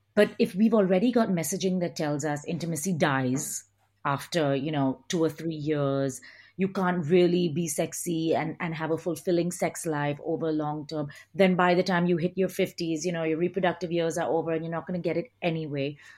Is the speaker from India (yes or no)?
yes; India; moved away; also born or lived in United Kingdom / United States / Australia; I grew up in India